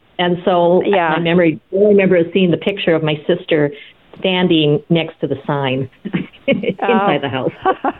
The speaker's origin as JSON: {"language": "English", "town": "Coralville", "region": "Iowa", "country": "United States", "tie": "born or raised there", "said": "growing up in Little Coralville, Iowa, at the time when it only had 12 streets"}